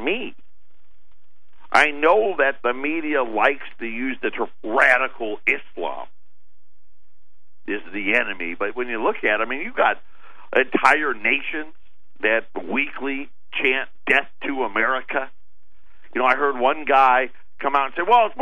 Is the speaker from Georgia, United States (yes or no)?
no; Jamesville, New York, United States; I was born and raised in Syracuse, New York, a little town called Jamesville